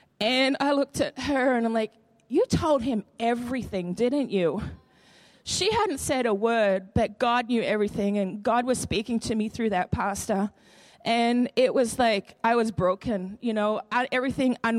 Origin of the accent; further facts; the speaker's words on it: Queensland, Australia; moved away as an adult; now in Madison, United States; I'm from Australia, okay? And one of the biggest questions people ask me is, why did you come from sunny Queensland